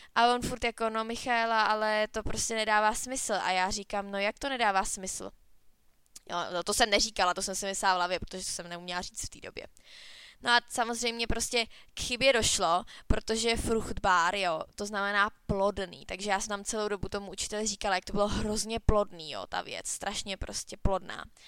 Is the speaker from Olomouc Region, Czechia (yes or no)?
no; Cheb, Karlovy Vary Region, Czechia; u nás na škole na Gimplu v Chebu